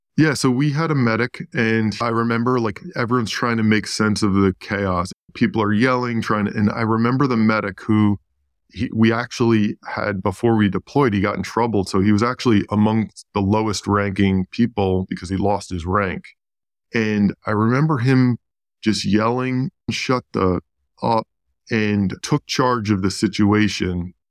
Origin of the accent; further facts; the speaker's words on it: New York, United States; I grew up in New York